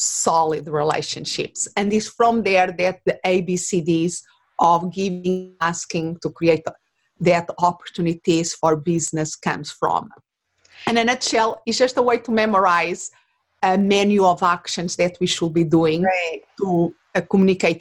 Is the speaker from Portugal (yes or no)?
yes; Portugal; English is a second language; moved away as an adult; now in Phoenix, United States; I was not born in this country that now is my home. I live in Arizona, in Phoenix, but originally I'm from Portugal